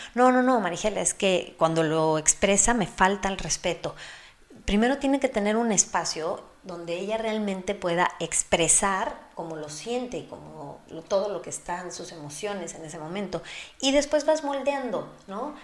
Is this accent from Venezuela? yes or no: no; Mexico; soy mexicana